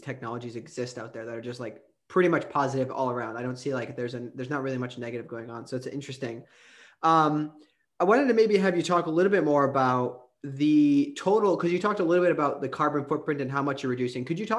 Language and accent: English; Wisconsin, United States; I grew up in Wisconsin